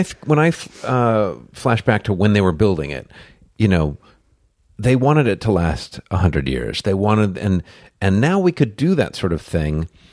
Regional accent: Buffalo, New York, United States; also born or lived in Detroit, Michigan; now in Los Angeles, United States; I grew up in Buffalo, New York, and so Detroit is my adopted home

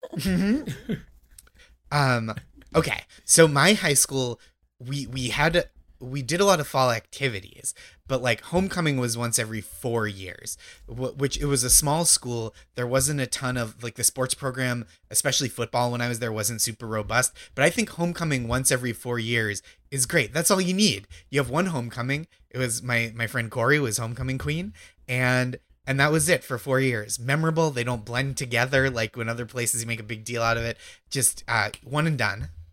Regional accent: outside Boston, Massachusetts, United States; I grew up in Massachusetts

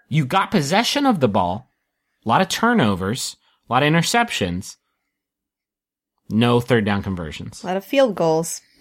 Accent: Texas, United States; and I do the news, and I'm from Texas.

